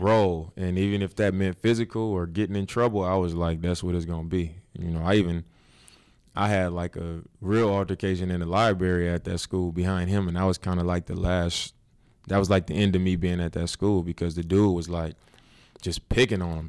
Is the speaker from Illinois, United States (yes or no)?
no; Oakland, California, United States; I was from Oakland